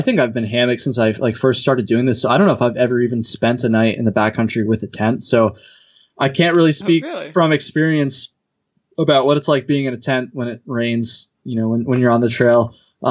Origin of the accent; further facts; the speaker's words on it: Vermont, United States; I'm from Vermont, lived here my whole life.